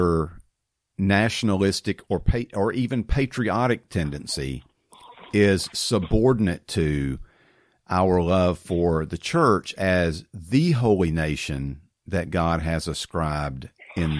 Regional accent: United States

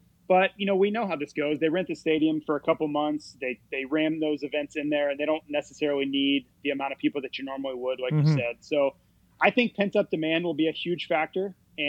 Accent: near Daytona, Florida, United States; I grew up right near Daytona.

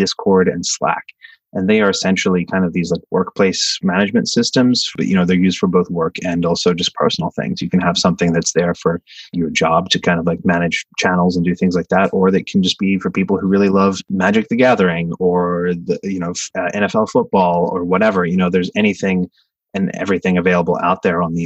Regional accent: Australia; now in United States; back in my home country of Australia

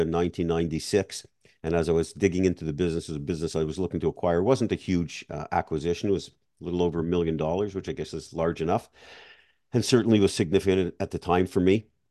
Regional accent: Montreal, Quebec, Canada; moved away as an adult; now in Florida, United States; I grew up in Montreal

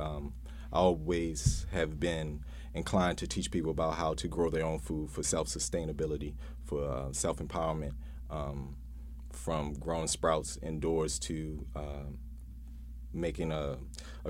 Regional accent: Baltimore, Maryland, United States; I grew up here

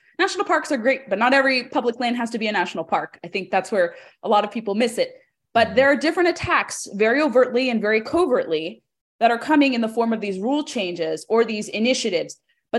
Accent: California, United States; I grew up in California.

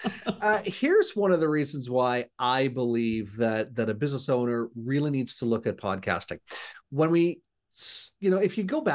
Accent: Hamilton, Ontario, Canada; moved away as an adult; now in Gananoque, Canada; I'm actually born and raised in a city called Hamilton, Ontario

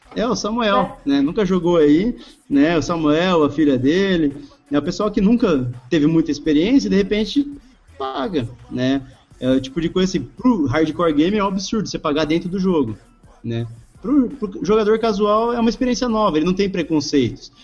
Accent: Brazil; A gente, como brasileiro

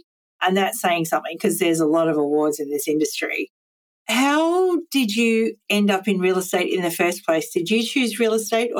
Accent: Central Coast, New South Wales, Australia; I'm from the Central Coast

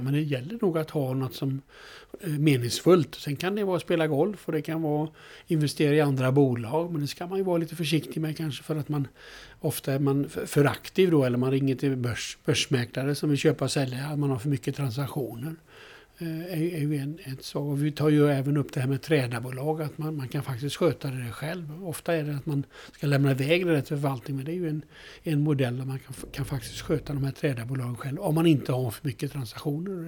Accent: Alingsås, Västra Götaland, Sweden; Jag kommer från Alingsås

